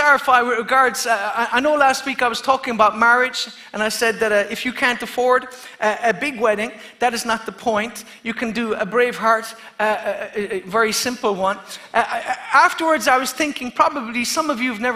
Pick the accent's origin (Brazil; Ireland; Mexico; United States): Ireland; Kerry, Munster; I'm from Kerry